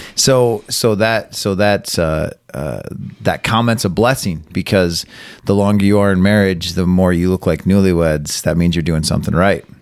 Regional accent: Carson City, Michigan, United States; also born or lived in Elma; I grew up here in Carson City, uh, was born in Elma.

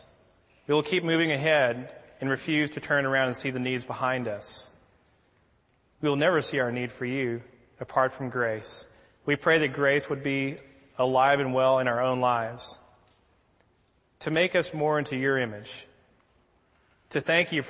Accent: United States

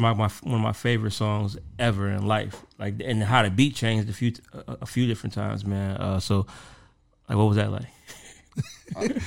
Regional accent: Detroit, Michigan, United States; growing up in Detroit

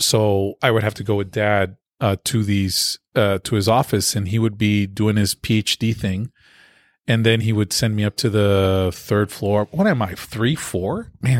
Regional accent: Lima, Peru; also born or lived in Berrien Springs, United States; No, I was born in Peru. I was born in Lima, Peru. Mm-hmm. And then I did a little growing up in Berrien Springs, Michigan. Mm-hmm. Then I went back to Lima, Peru.

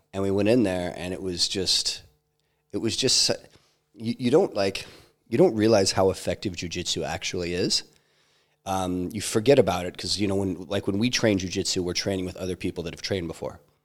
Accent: Idaho, United States; I grew up hiking in Idaho

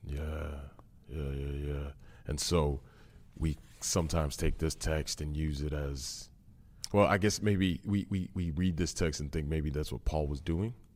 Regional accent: Massachusetts, United States; I grew up in Massachusetts

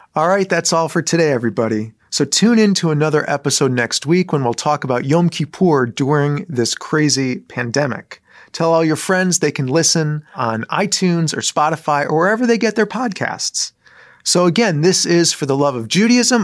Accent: Southfield, Michigan, United States; moved away; I grew up in Southfield, Michigan

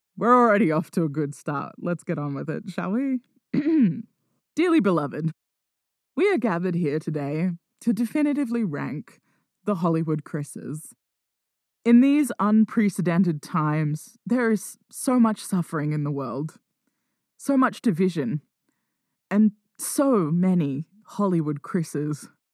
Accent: Australia; I'm Australian

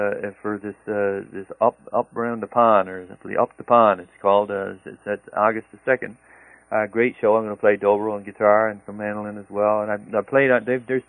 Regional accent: Southwest Coast of Newfoundland, Newfoundland and Labrador, Canada; moved away as an adult; also born or lived in Nashville; As a kid, growing up on the Southwest Coast

